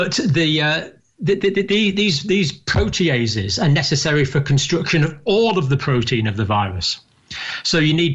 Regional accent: Scotland, United Kingdom; also born or lived in Ireland (ancestry); now in England; I was born in Scotland, but I have proud Irish ancestry on several sides of my family

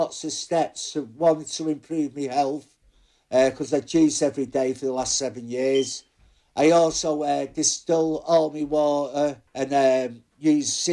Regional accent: Bolton, North West England, United Kingdom; I was born in Bolton, but which is part of now Greater Manchester

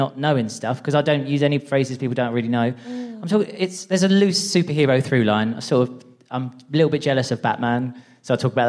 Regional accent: Essex, East of England, United Kingdom; So I'm a transgender person and I'm from Essex

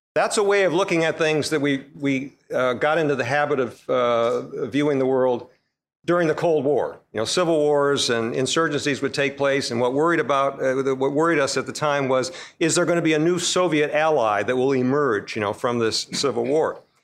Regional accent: United States; we Americans

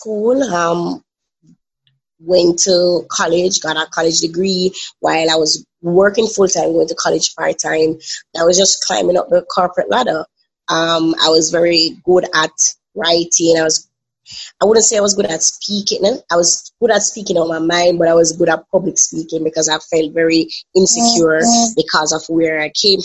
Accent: Kingston, Jamaica; I am from Kingston, Jamaica.

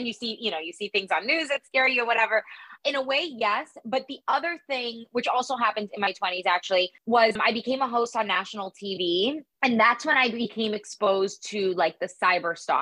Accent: Miami, Florida, United States; I'm from Miami

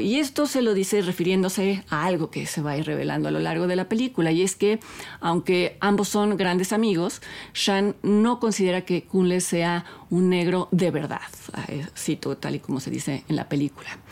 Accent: Mexico; Nosotros como espectadores mexicanos

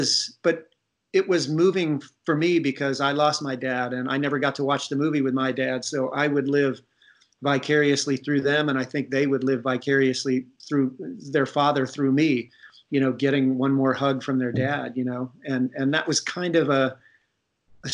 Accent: Ohio, United States; moved away; I'm from Ohio

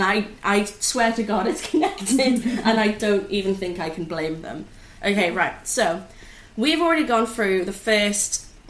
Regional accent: Newcastle upon Tyne, North East England, United Kingdom; Basically, when I grew up in Newcastle, northeast England

